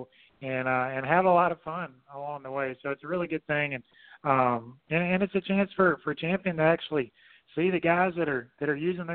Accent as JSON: {"language": "English", "town": "Fairhope", "region": "Alabama", "country": "United States", "tie": "born or raised there", "said": "I was born in Fairhope, Alabama, and kind of lived right in between those two."}